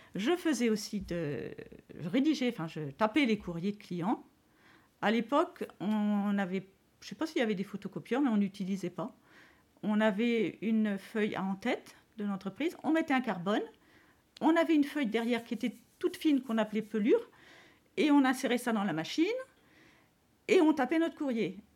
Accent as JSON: {"language": "French", "town": "Châtillon", "country": "France", "said": "j'étais de Châtillon"}